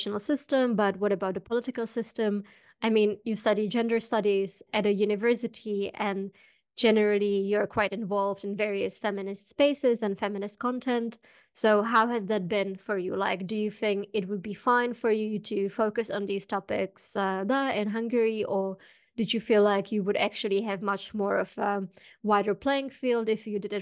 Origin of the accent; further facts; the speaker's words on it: Czechia; Growing up in the Czech Republic, half an hour from the Polish border